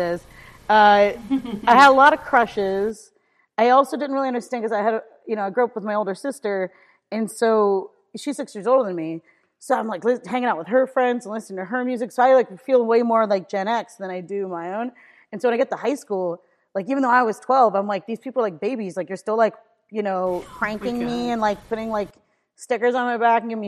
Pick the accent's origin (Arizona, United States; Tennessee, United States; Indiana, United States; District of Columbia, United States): District of Columbia, United States; Washington; also born or lived in Cleveland, Ohio; now in New York, United States; I was born in Ohio, outside of Cleveland. But then, when I was younger, my parents, got a place in DC. And so I actually went to high school in Washington, DC. So, kind of split my time between DC and Ohio growing up.